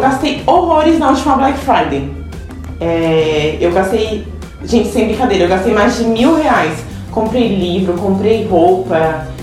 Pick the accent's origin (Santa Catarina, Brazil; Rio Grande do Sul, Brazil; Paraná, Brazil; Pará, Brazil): Santa Catarina, Brazil; accent: catarinense; nós somos de Cristina Santa Catarina. Não somos de São Paulo nem nada. Talvez um sotaque catarinense aqui